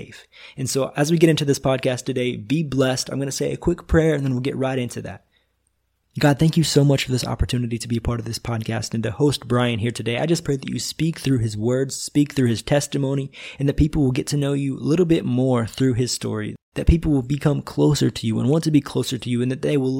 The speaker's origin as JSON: {"language": "English", "region": "Northwest Missouri", "country": "United States", "moved": "as an adult", "lives_now": "Brazil", "said": "I'm originally from Northwest Missouri"}